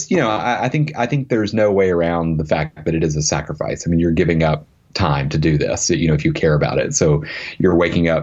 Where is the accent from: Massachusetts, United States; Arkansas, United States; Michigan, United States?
Arkansas, United States; moved away; I grew up in Arkansas